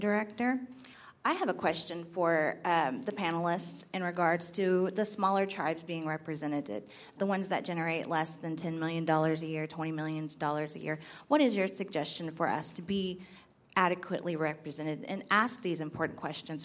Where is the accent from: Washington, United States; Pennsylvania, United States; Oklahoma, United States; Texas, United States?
Oklahoma, United States; Northern; I am from Northern Oklahoma